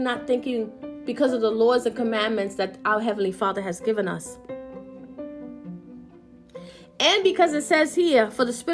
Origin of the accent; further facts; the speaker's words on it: Puerto Rico; I'm Puerto Rican